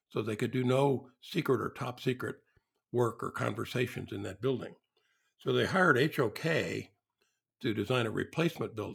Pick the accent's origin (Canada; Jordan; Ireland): Ireland; I'm, I'm Irish.